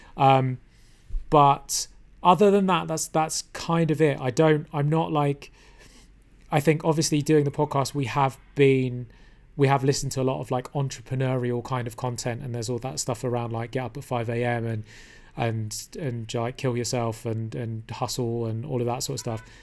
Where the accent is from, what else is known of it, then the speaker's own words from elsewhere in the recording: London, United Kingdom; I was born in London, which is a great place to be from